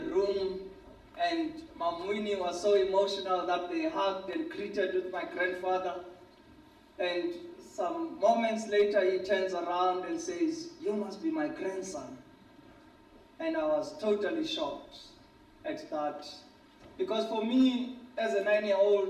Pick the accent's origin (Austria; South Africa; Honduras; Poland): South Africa; Soweto, Gauteng; I grew up in Soweto, a racially confined township in South Africa.